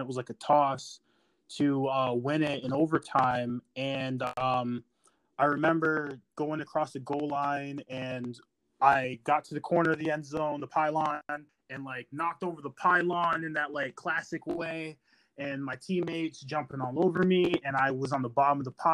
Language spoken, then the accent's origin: English; Michigan, United States; I was raised in Michigan